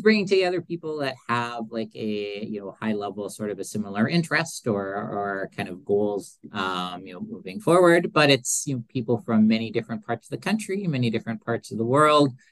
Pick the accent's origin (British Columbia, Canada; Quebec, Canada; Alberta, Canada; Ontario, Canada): Alberta, Canada; Edmonton; being from Edmonton